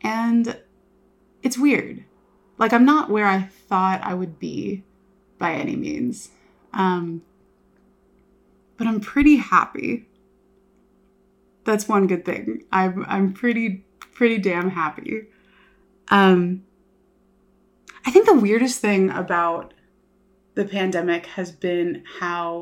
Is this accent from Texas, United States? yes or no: yes; Houston, Texas, United States; moved away as an adult; also born or lived in Los Angeles, California; now in Norman, United States; I am from Houston, Texas, kind of like cheer mom suburbs. Like, everyone has a pool or a trampoline in their backyard